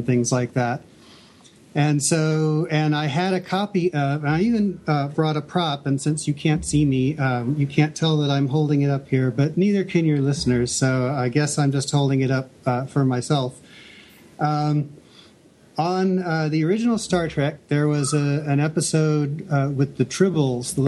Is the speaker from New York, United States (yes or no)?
no; Indianapolis, Indiana, United States; moved away as an adult; also born or lived in Nashville, Tennessee; I'm from Indianapolis originally, and at the time I was going to school in Nashville, Tennessee.